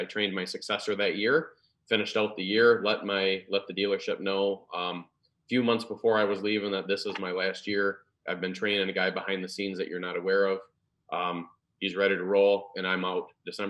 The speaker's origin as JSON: {"language": "English", "town": "Grand Rapids", "region": "Michigan", "country": "United States", "moved": "yes", "lives_now": "Orlando, United States", "said": "I moved all the way from Grand Rapids to Orlando thinking, oh man, this is the best, right?"}